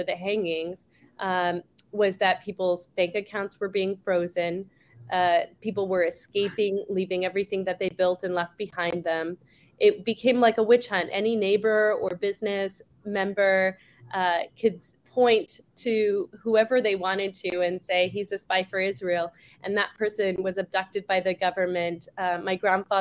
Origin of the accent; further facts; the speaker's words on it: Canada; now in Scottsdale, United States; my family is Jewish Iraqi, and I was born in Canada